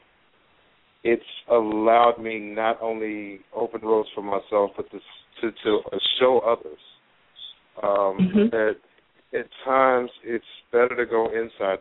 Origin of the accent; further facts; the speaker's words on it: Chicago, Illinois, United States; I had personally had some issues growing up in Chicago here